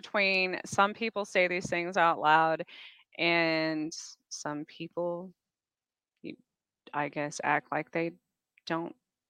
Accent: Roswell, New Mexico, United States; born there; I was born in outside of Roswell, New Mexico. So I've been teased about UFOs and such my entire life.

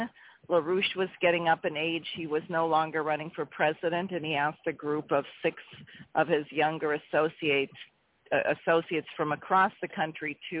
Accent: Maine, United States; also born or lived in Cleveland, Ohio / Albuquerque, New Mexico; I grew up in Maine largely, but moved around because my father was doing his residency

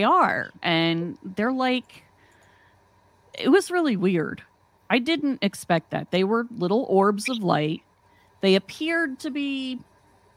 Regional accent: West Virginia, United States; moved away as an adult; now in Athens, Ohio, United States; I moved away from West Virginia to Ohio and then came into Athens, Ohio

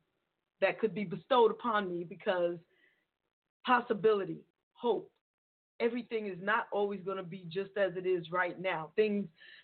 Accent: New York City, New York, United States; New York is my hometown

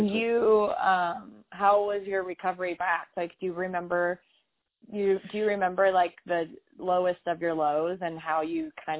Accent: United States; I'm from America

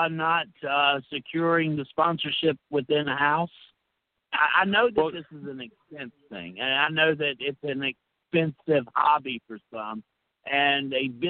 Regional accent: Alabama, United States; now in Mississippi, United States; See, Brandon, I'm from Mississippi. I'm originally from Alabama.

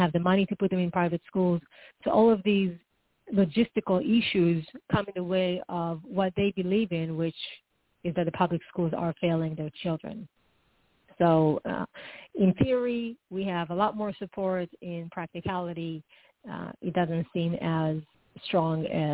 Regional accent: Israel; now in Arizona, United States; I'm from Israel

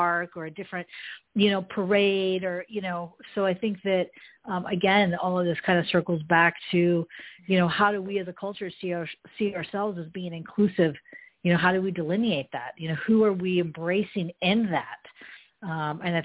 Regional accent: Marin County, San Francisco Bay Area, California, United States; now in Los Angeles, United States; I grew up in Marin County, which is liberal

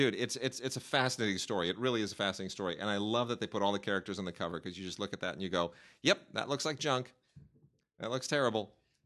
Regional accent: Pennsylvania, United States; You know, I come from Pennsylvania. I've grown up in, you know, a real working class environment, and it's there's no future to it.

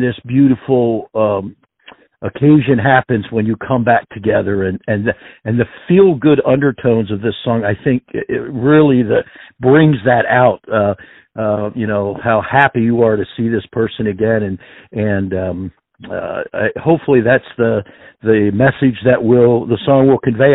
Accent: Pennsylvania, United States; I am from the Northeast here in uh, uh, well, Pennsylvania

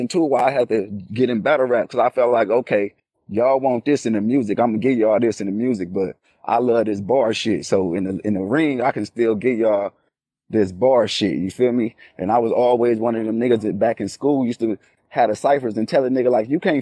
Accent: West Coast, United States; I was from the West Coast

